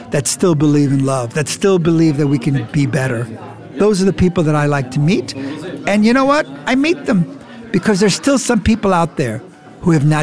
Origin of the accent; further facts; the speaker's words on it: Frankfurt, Hesse, Germany; first language de; English is a second language; now in United States; Now, I came to the United States. I only spoke Deutsch. I came from Frankfurt.